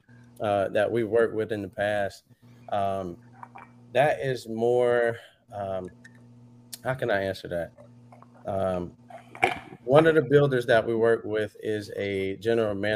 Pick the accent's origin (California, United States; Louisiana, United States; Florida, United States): Florida, United States; Cocoa; also born or lived in Rockledge, Florida / Palm Bay, Florida; I'm from Cocoa